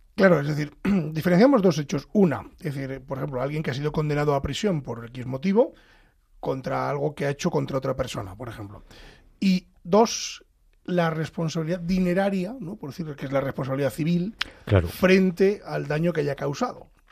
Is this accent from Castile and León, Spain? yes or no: yes; Pedro Bernardo, Castile and León, Spain; en mi pueblo, en Pedro Bernardo